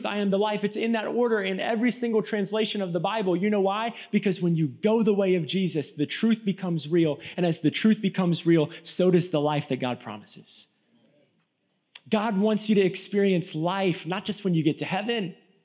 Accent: Tampa, Florida, United States; now in Nashville, United States; I'm from Tampa, Florida. Okay, we don't do cold in Tampa, Florida.

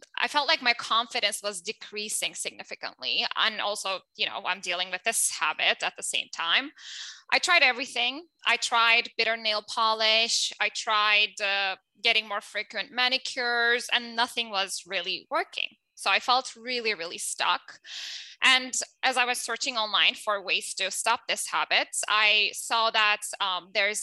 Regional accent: Turkey; English is a second language; moved away; I'm originally from Turkey, as you can tell from my accent

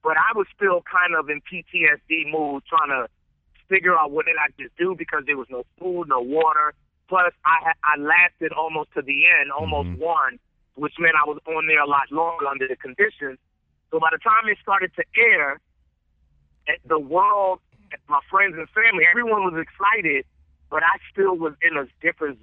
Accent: New York, United States; moved away as an adult; also born or lived in Los Angeles, California; I'm a dude from New York in the middle of South Central

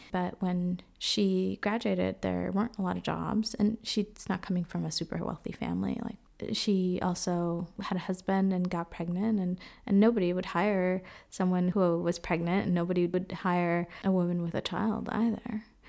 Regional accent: Boston, Massachusetts, United States; moved away as an adult; also born or lived in Dominican Republic / Nicaragua; now in Freiburg, Germany; I grew up in Boston, but was born in the Dominican Republic

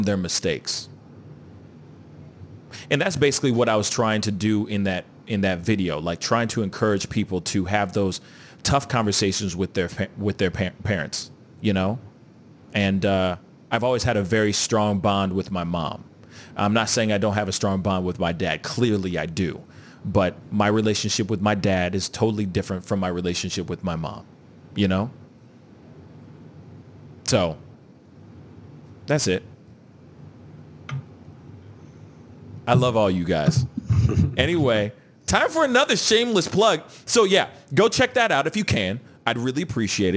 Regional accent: United States; I'm a Haitian American, first generation Haitian American. My father was a workaholic. all he did was work. But I understand, as a kid growing up in America

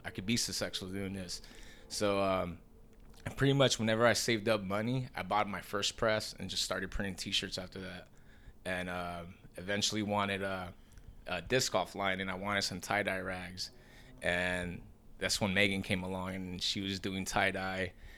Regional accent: Long Beach, California, United States; moved away as an adult; now in Sacramento, United States; I grew up in Long Beach

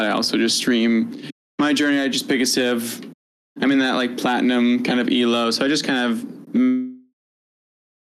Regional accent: New England, United States; I'm born in New England

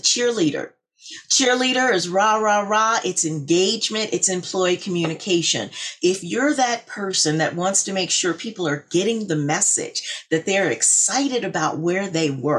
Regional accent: Little Rock, Arkansas, United States; moved away as an adult; also born or lived in Purdue University, Indiana; now in Danbury, Connecticut, United States; growing up in Little Rock, Arkansas

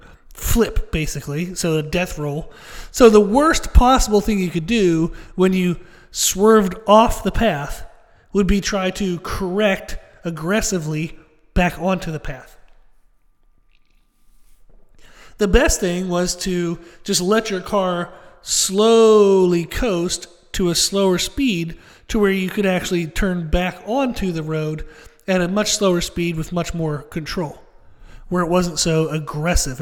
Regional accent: Pennsylvania, United States; Where I grew up in Pennsylvania, I grew up in kind of the middle of nowhere

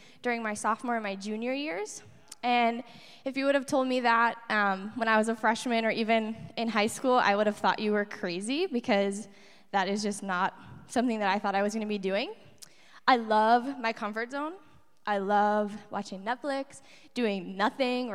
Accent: Appleton, Wisconsin, United States; moved away; also born or lived in Stevens Point, Wisconsin; I'm originally from Appleton, Wisconsin.

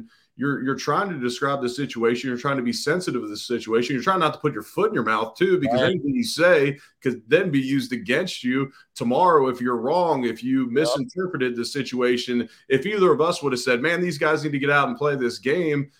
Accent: Cincinnati, Ohio, United States; I'm from Cincinnati

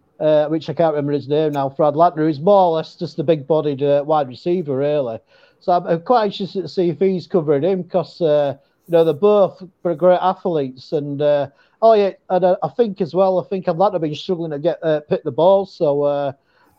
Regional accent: England, United Kingdom

